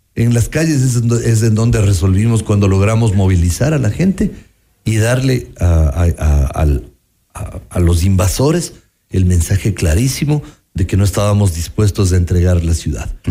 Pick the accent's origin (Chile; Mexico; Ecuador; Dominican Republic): Ecuador; Quito, Pichincha; presionar como quiteños